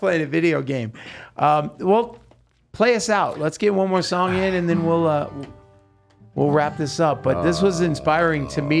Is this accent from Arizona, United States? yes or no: no; Salem, Oregon, United States; also born or lived in Hollywood; now in Las Vegas, United States; I'm from Salem, Oregon